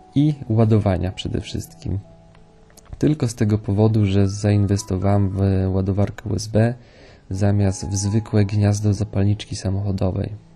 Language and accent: Polish; Poland; jestem z Polski